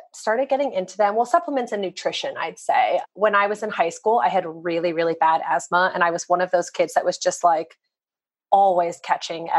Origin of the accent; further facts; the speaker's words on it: Arizona, United States; I grew up in Arizona